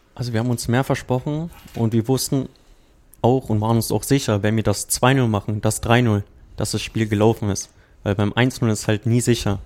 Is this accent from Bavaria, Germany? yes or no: no; Berlin, Germany; moved away as an adult; also born or lived in Croatia; now in Potsdam, Germany; ich bin ja ursprünglich Berliner